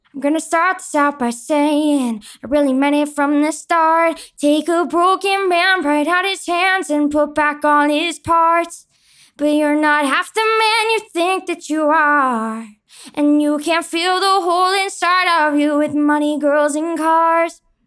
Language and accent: English; Long Island, New York, United States; I am from Long Island, New York